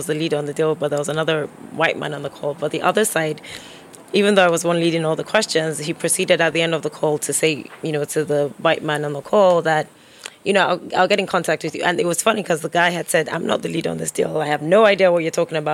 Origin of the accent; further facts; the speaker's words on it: Nigeria; moved away; growing up in Nigeria